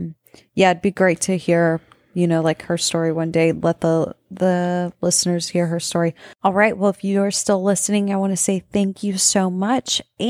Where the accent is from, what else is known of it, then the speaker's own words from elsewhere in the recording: Texas, United States; We're from South Texas.